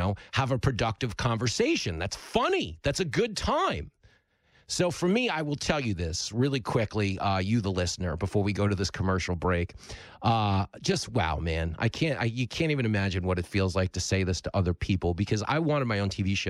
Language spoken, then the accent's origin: English; Levittown, New York, United States; all the ride or die people I grew up with in Levittown drinking on the bleachers and throwing up behind the deli